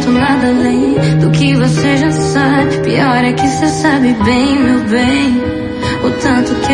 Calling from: Jaboatão dos Guararapes, Pernambuco, Brazil; sou aqui de Cajueiro Seco.

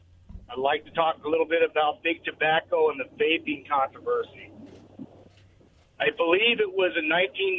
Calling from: Richland, Washington, United States; Hey, fellas, this is … from Richland.

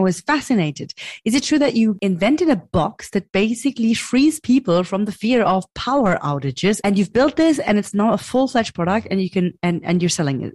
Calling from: Berlin, Germany; I'm calling from Berlin, Germany

